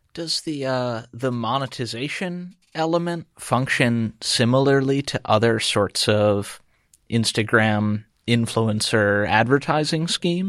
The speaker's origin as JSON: {"language": "English", "area": "Chester County", "region": "Pennsylvania", "country": "United States", "said": "I'm from Chester County, Pennsylvania"}